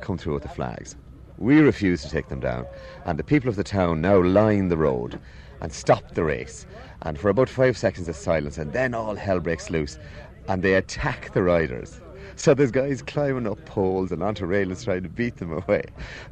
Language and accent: English; Westport, Connacht, Ireland; I was born in Westport and Mayo